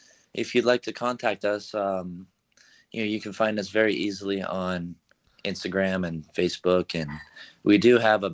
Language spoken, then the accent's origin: English; Arizona, United States; now in San Francisco, United States; I'm a rock artist from San Francisco.